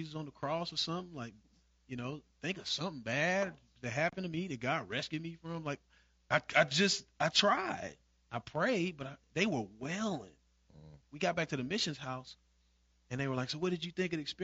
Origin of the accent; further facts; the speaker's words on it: Evansville, Indiana, United States; I grew up Southside, Evansville, Indiana